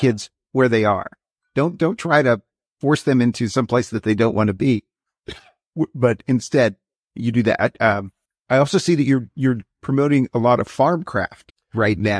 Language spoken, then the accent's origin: English; Wyoming, United States; I grew up in Wyoming